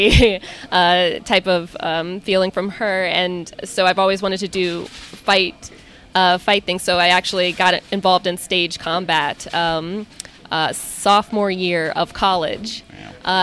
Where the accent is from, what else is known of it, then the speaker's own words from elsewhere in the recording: Maryland, United States; now in Ridgewood, United States; which is in Maryland, which is interesting because that's my hometown